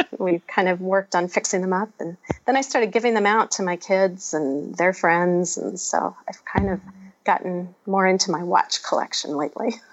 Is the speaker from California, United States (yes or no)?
yes; the mountains north of Los Angeles, California, United States; moved away as an adult; also born or lived in Ohio / Illinois; I grew up in the mountains north of Los Angeles, a couple hours drive